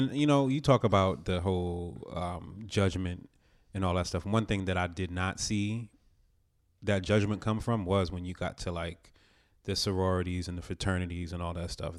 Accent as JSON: {"language": "English", "region": "New Jersey", "country": "United States", "tie": "born or raised there", "said": "where I grew up in Jersey"}